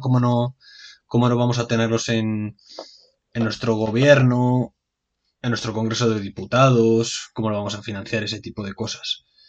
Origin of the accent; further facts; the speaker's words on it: Spain; Así somos los españoles